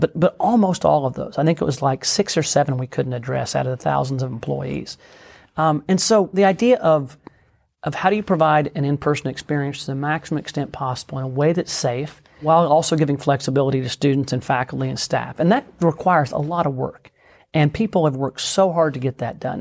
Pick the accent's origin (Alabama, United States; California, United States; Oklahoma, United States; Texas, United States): Oklahoma, United States; also born or lived in Washington, D.C.; I was born and raised in Oklahoma.